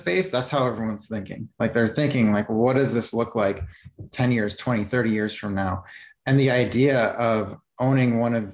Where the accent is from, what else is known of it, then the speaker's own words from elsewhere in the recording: Chicago, Illinois, United States; I grew up in Chicago